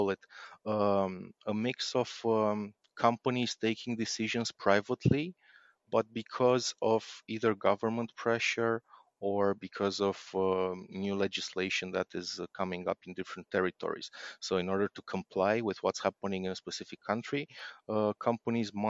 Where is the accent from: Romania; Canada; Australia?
Romania; I'm from Romania